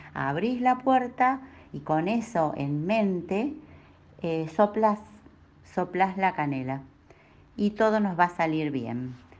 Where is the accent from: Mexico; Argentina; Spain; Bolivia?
Argentina; Bahía Blanca, Buenos Aires Province; moved away as an adult; now in Neuquén, Argentina; Nací en Bahía Blanca, en la provincia de Buenos Aires un 5 de abril.